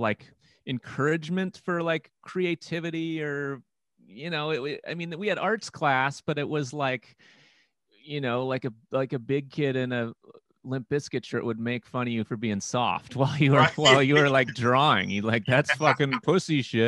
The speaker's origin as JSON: {"language": "English", "town": "New Berlin", "region": "Wisconsin", "country": "United States", "tie": "born or raised there", "said": "I grew up in, went to New Berlin West High School, which is like 14 minutes down the road from downtown"}